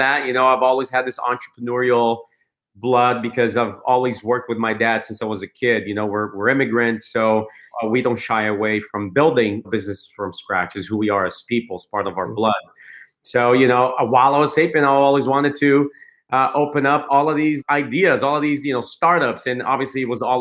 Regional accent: Brazil; also born or lived in Chicago, United States; now in United States; I was born and raised in Brazil and moved to the US in 2001

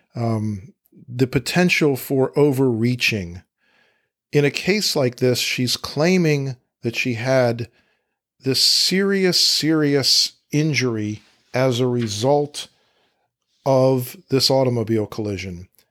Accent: Fairfax County, Virginia, United States; Fairfax County, Virginia, my hometown where I practice law

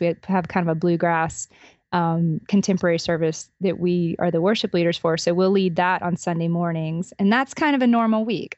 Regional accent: Albany, Georgia, United States; my hometown of Albany, Georgia

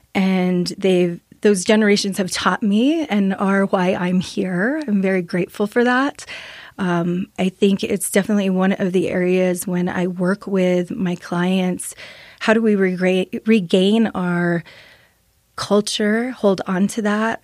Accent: Las Vegas, New Mexico, United States; also born or lived in Sapello, New Mexico; I grew up in Las Vegas, New Mexico, so very small little community in San Miguel County

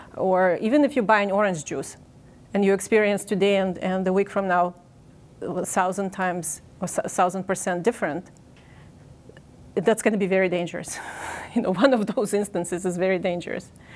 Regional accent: Ukraine; moved away as an adult; now in United States; I'm originally in Ukraine. I grew up in the Soviet Union.

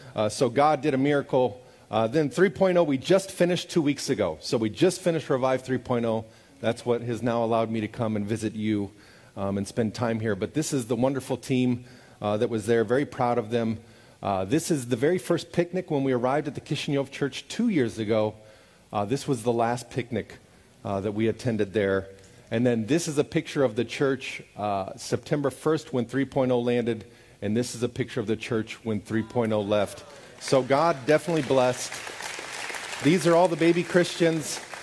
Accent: Overland Park, Kansas, United States; moved away as an adult; also born or lived in Kyiv, Ukraine / St. Petersburg, Russia; where I grew up so that they could see my home. And I loved my little house in Overland Park, Kansas

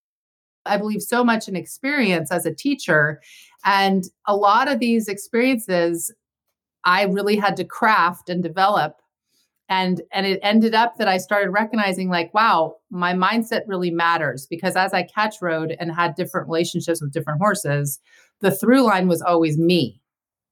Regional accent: Santa Barbara, California, United States; I grew up in Santa Barbara

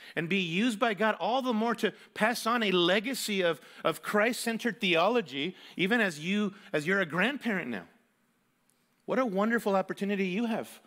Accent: Mexico City, Mexico; moved away; Mexico City, where I grew up

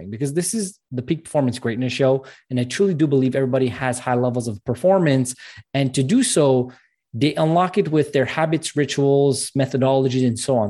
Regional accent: Montreal, Quebec, Canada; I'm actually from Montreal, Canada

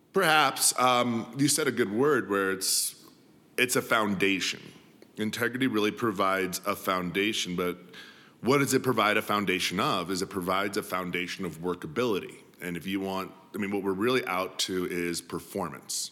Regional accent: Denver, Colorado, United States; was born and raised in Denver City

